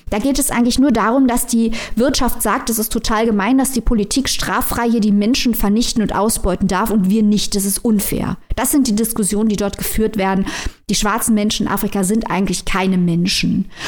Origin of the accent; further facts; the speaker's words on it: Germany; wir als Deutsche